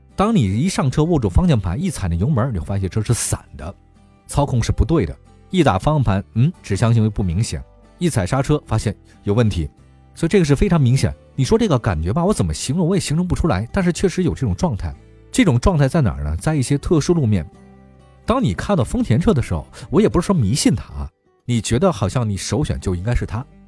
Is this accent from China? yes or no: yes; China; 给我们中国人留下这么深刻的印象